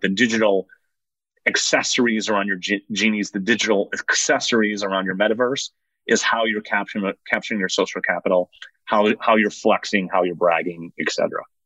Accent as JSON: {"language": "English", "region": "Northwest Indiana", "country": "United States", "tie": "born or raised there", "also_born_or_lived": "South Side Chicago / Calumet City, Illinois", "said": "Then we moved over to Northwest Indiana when I was a kid. So I spent, I don't know, eight or nine years in South Side Chicago and then up until I graduated high school in Northwest Indiana"}